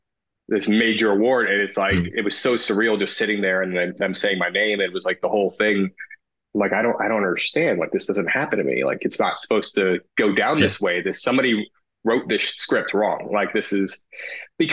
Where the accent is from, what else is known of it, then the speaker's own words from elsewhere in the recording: New York City, New York, United States; I grew up in Hell's Kitchen, New York